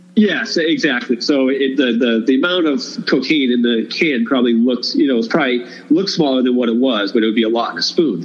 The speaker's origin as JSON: {"language": "English", "area": "Cape Cod", "region": "Massachusetts", "country": "United States", "moved": "yes", "said": "we're both from the Cape"}